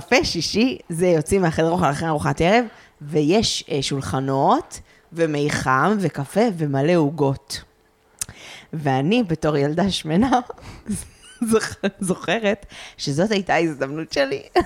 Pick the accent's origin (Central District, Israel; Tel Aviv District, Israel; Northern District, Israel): Northern District, Israel; a kibbutz near Afula; moved away; ומגיל סופר צעיר ידעתי שאני הולכת לצאת מהקיבוץ